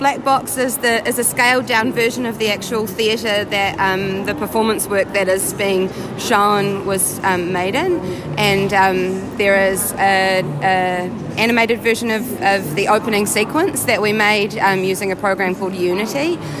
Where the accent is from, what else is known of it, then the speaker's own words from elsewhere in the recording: New Zealand; So we are from New Zealand